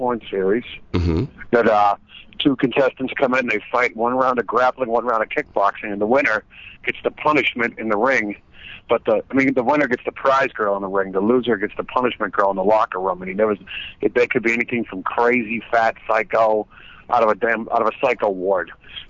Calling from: Shadow Hills, California, United States; from Shadow Hills.

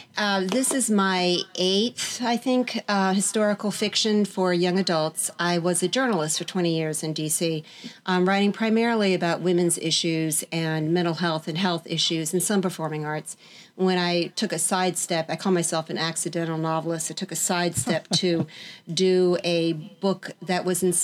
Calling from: Virginia, United States; From Virginia, just outside Washington, D.C.

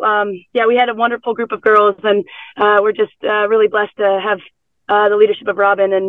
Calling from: Chula Vista, California, United States; This car is parked in the backfield of the Chula Vista Elite Athlete Training Center in California.

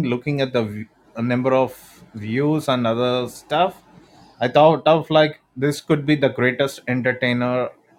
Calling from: India; I'm calling you from India. I'm an Indian.

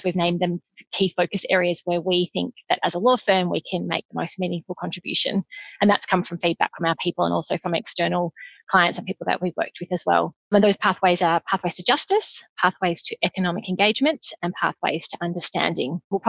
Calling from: Melbourne, Victoria, Australia; I'm joining you from the beautiful lands of the Boonwurrung people, the Eastern Kulin Nations down here in Naarm

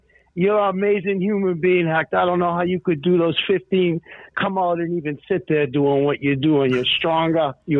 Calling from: Boston, Massachusetts, United States; I'm calling you from Boston, Massachusetts, my dog, from the East Coast.

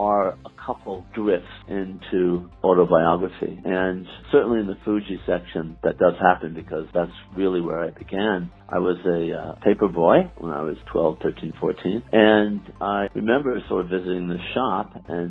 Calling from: New York, United States

